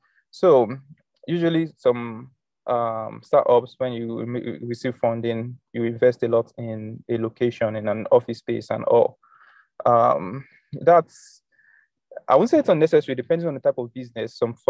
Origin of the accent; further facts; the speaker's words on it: South Africa; Like, I'm a South African, I can sign up on HostNowNow and get a domain name